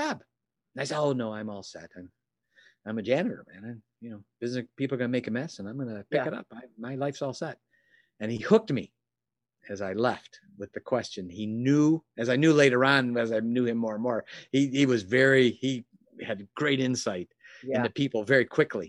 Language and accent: English; Chicago, Illinois, United States; moved away; also born or lived in Southeast Michigan; I'm from Chicago originally. Lived in an area called Oak Brook, which is a greater Chicagoland area.